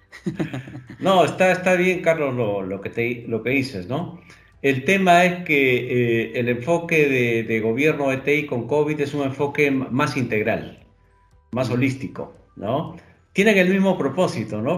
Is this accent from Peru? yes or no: yes; Peru; efectivamente soy peruano. Actualmente estoy en Lima.